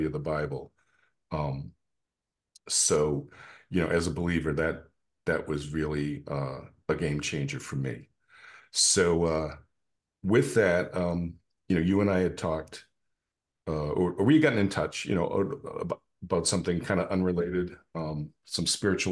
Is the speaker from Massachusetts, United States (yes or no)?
yes; Massachusetts, United States; moved away as an adult; now in Tidewater, Virginia, United States; I am originally from Massachusetts